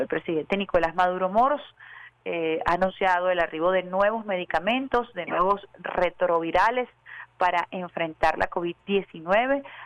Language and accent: Spanish; Venezuela